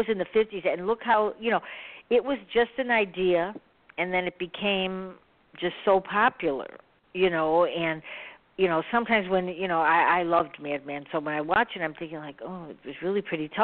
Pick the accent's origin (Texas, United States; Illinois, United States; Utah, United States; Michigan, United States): Illinois, United States; Chicago; I'm from Chicago